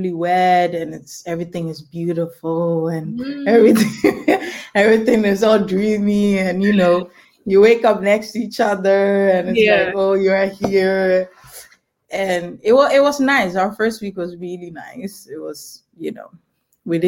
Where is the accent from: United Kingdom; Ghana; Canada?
Ghana; now in Netherlands; I'm a Ghanaian young lady. I live in the Netherlands